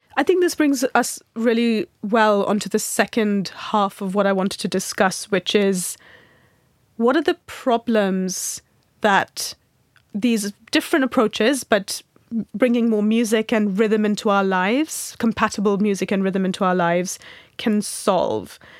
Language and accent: English; Mumbai, Maharashtra, India; I grew up in Mumbai